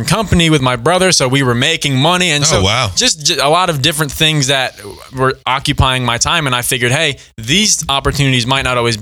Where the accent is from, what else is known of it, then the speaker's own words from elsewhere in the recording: New York, United States; moved away; I was born and raised in New York